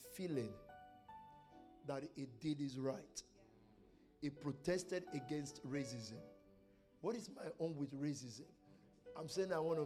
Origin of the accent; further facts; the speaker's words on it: Nigeria; I'm from Nigeria